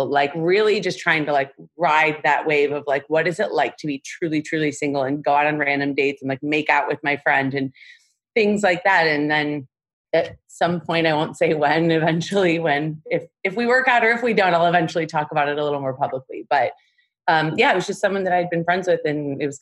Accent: Dearborn, Michigan, United States; now in Los Angeles, United States; I'm 37 years young and I'm from Dearborn, Michigan. It's a suburb of Detroit.

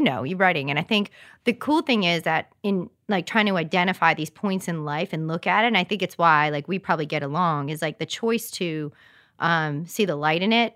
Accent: Rhode Island, United States; moved away; also born or lived in Massachusetts; I grew up in Rhode Island, lived in Massachusetts, and moved here

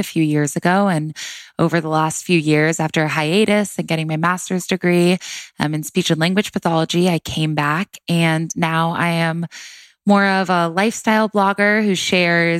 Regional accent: Orange County, California, United States; now in Los Angeles, United States; I grew up in Orange County, California. I was born in Los Angeles, actually, and which is crazy to say now. I lived here for a few years, and then we moved to Orange County. I lived there my entire life, born and raised

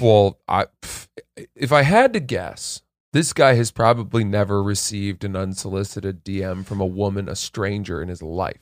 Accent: Maine, United States; Portland, Maine, near my hometown in Maine

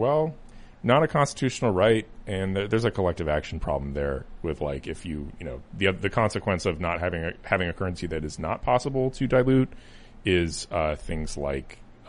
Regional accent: Cupertino, California, United States; also born or lived in Boise, Idaho; I grew up in Cupertino, California. I've been around Democrats, lived in Democrat areas my entire life, except for like a 6-month stint in Boise, Idaho.

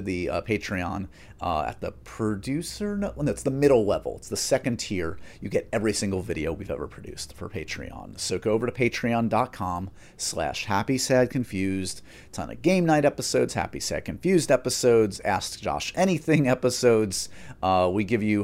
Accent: New York, United States; As a New Yorker

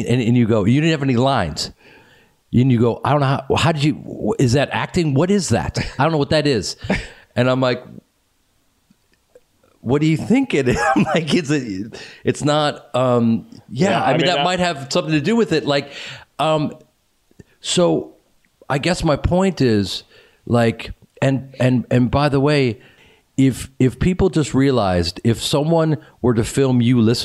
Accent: Chicago, Illinois, United States; moved away; he and I grew up in Chicago

